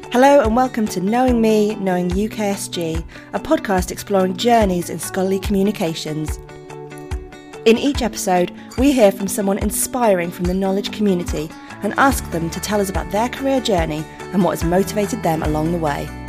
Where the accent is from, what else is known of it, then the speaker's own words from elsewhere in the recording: United Kingdom; an Indian woman, uh, you know, born and brought up here